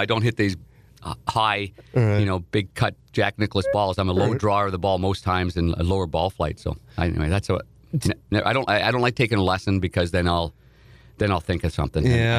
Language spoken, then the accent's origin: English; Nepean, Ontario, Canada; I grew up in Nepean, Ontario, which is outside of Ottawa, the nation's capital